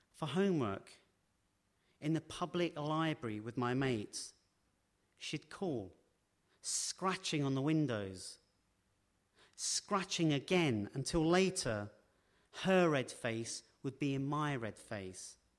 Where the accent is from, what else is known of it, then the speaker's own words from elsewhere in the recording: London, United Kingdom; When I was growing up in West London, um, near Heathrow